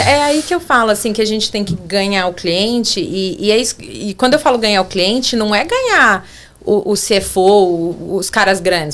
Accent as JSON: {"language": "Portuguese", "region": "São Paulo", "country": "Brazil", "also_born_or_lived": "Orleans, Ontario", "moved": "as an adult", "lives_now": "Canada", "said": "eu sou de São Paulo"}